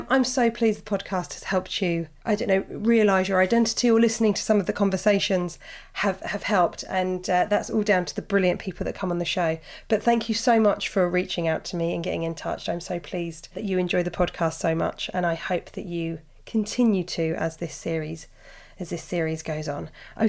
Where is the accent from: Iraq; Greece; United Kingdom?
United Kingdom; Birmingham, West Midlands; I'm a 30-year-old straight woman and growing up in Birmingham, I've had gay best friends since being 11.